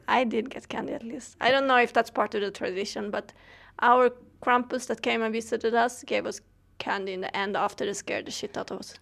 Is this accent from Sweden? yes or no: yes; Sweden; I come from Sweden